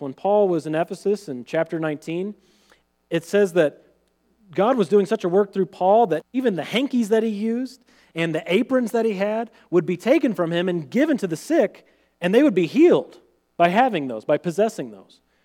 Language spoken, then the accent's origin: English; central Missouri, United States; my hometown in central Missouri